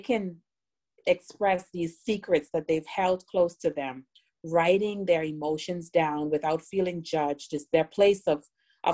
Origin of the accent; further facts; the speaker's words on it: Bahamas; also born or lived in South Florida; now in Miami, United States; I was born in South Florida, but raised in the Bahamas